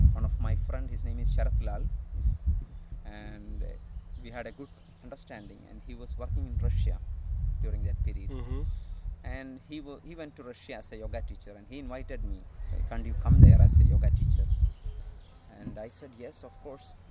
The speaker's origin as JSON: {"language": "English", "region": "Kerala", "country": "India", "tie": "born or raised there", "said": "coming from India, Kerala, and born and brought up in a um, priest family."}